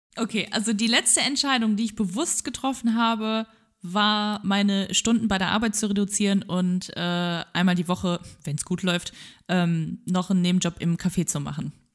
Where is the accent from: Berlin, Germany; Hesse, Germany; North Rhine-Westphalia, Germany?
North Rhine-Westphalia, Germany; Wegberg; es gab einen Laden bei uns in Wegberg damals